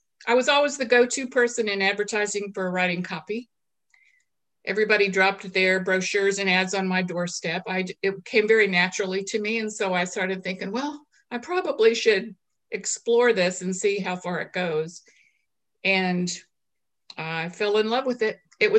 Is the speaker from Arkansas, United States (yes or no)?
yes; Little Rock, Arkansas, United States; also born or lived in South Dakota / Maryland; I'm an Air Force brat from a military family. I'm basically from Little Rock, Arkansas, but we've traveled all over the place.